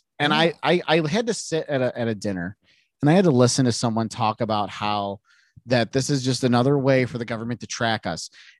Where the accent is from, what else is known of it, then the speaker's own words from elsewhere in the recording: United States; as an American